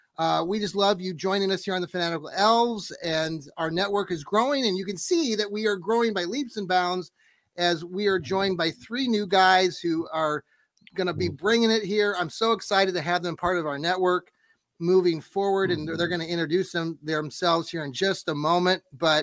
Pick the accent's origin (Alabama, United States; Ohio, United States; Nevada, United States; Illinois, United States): Ohio, United States; Wooster; also born or lived in Columbus, Ohio; I'm from Worcester or Worcester.